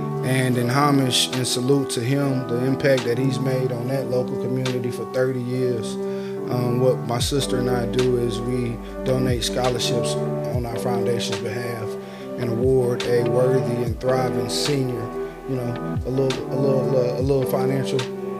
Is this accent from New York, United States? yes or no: no; League City, Texas, United States; also born or lived in Beaumont, Texas; born and raised in Beaumont, man. We moved out to the League City, Houston area back when I was six.